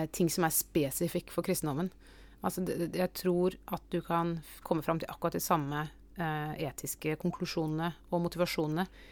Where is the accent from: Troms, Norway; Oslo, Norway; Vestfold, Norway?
Oslo, Norway; jeg vokste opp i Oslo